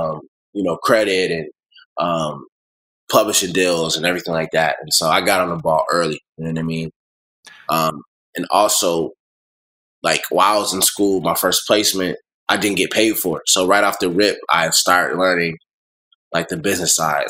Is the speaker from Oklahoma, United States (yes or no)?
no; Buffalo, New York, United States; moved away as an adult; also born or lived in Clinton, Maryland; now in Atlanta, United States; I grew up in Buffalo, New York. Went to you know high school and everything there